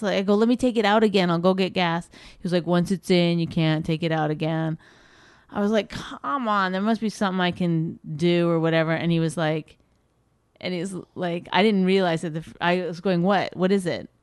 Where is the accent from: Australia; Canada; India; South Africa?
Canada; I'm Canadian